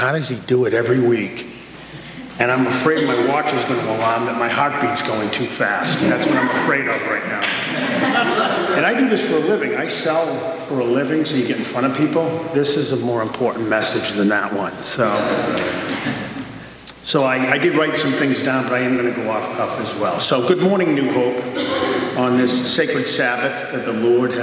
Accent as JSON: {"language": "English", "town": "Quincy", "country": "United States", "tie": "born or raised there", "said": "As a little boy growing up in Quincy"}